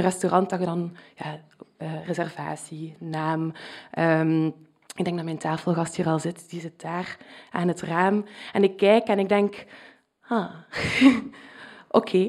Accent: Flanders, Belgium; accent: Flemish; mijn Vlaams accent

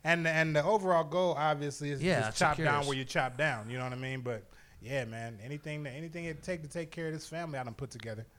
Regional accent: Toledo, Ohio, United States; moved away; I used to work in a window factory up in Toledo when I lived there. I'm born and raised in Toledo.

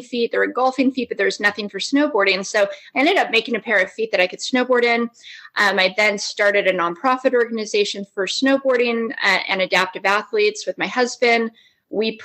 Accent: Las Vegas, Nevada, United States; I grew up in Las Vegas

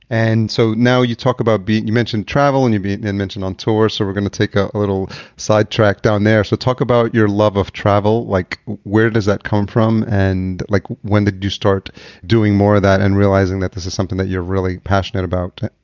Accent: Yonkers, New York, United States; moved away as an adult; also born or lived in Atlanta / Los Angeles; now in Minneapolis, United States; I grew up in Yonkers

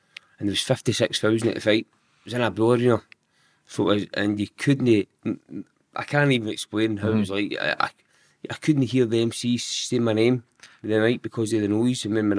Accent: Giffnock, Scotland, United Kingdom; Giffarnock. Mm-hmm. So I'm still in Giffarnock now, but the street we stayed in, I mean, it was all brothers.

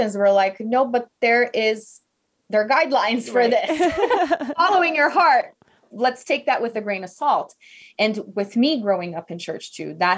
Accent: Brazil; English is a second language; moved away; I'm from Brazil originally.

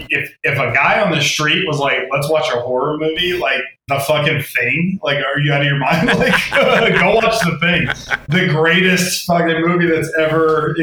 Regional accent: Atlanta, Georgia, United States; now in California, United States; I'm from Atlanta, Georgia, and live in California

